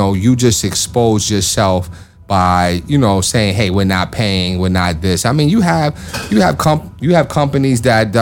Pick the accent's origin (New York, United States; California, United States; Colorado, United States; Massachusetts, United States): New York, United States; I'm a New Yorker